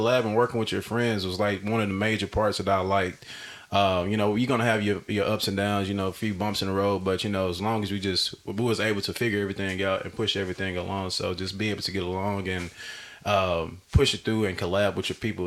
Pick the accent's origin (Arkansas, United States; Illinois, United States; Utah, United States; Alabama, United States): Arkansas, United States; moved away; I'm from Arkansas originally